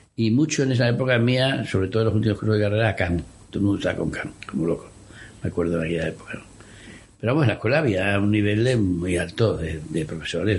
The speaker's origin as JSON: {"language": "Spanish", "region": "Extremadura", "country": "Spain", "also_born_or_lived": "Madrid", "moved": "yes", "said": "yo soy extremeño y entonces, pues, aunque vivía en Madrid, pues iba mucho para allí"}